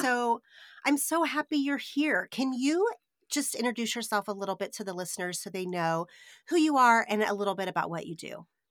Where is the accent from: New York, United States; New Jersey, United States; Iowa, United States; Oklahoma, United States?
Oklahoma, United States; I grew up in Oklahoma, which is very Southern in culture